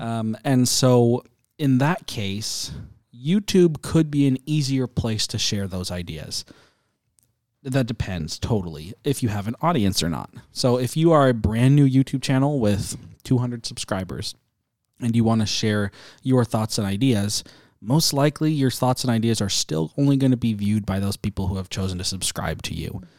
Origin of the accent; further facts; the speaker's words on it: United States; as an American